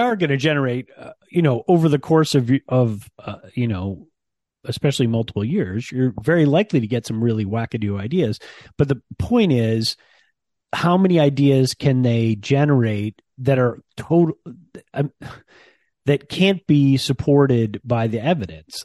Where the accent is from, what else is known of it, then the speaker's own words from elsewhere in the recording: Ann Arbor, Michigan, United States; moved away; I grew up in Ann Arbor, Michigan, um, and I rarely get back to my hometown